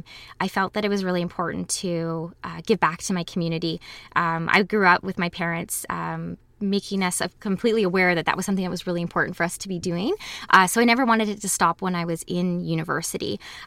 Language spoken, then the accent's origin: English; Waterloo, Ontario, Canada; Growing up in Waterloo was wonderful. All of my memories of as a child were wonderful and getting involved in the community. I've lived here my whole life, went to school here, was raised here